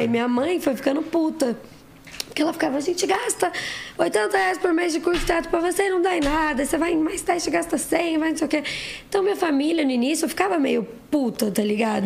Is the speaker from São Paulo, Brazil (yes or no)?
yes; Osasco, São Paulo, Brazil; also born or lived in Santana, São Paulo; eu nasci em Osasco